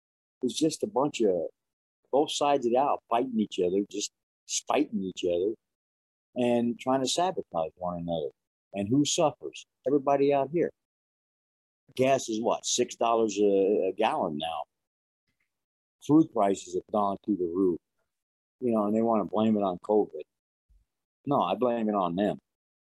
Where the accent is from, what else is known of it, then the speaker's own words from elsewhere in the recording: New York City, New York, United States; growing up in Brooklyn